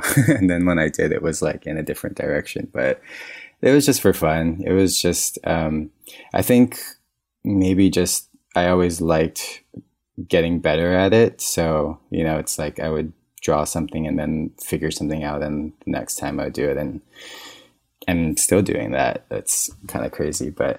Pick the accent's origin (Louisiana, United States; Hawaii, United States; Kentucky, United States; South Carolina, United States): Hawaii, United States; Kaneohe; It was super lush, kind of mountainy. It rained all the time.